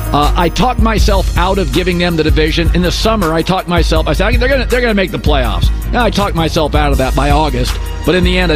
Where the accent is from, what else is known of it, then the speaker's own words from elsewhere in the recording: Pacific Northwest, United States; I'm from the Pacific Northwest.